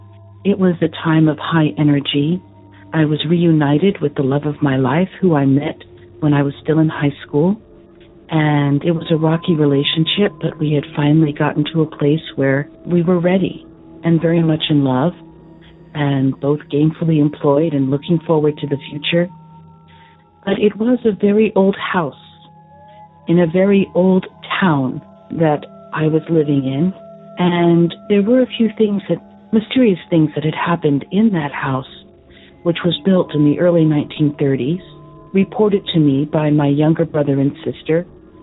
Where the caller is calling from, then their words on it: San Antonio, Texas, United States; also born or lived in central New Jersey; I'm calling from San Antonio, Texas.